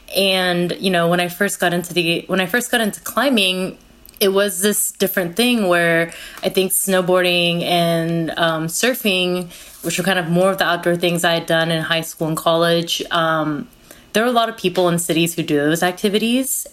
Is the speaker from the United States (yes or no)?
yes; California, United States; also born or lived in Korea; my family immigrated from Korea to the United States when I was four and a half. And I grew up in California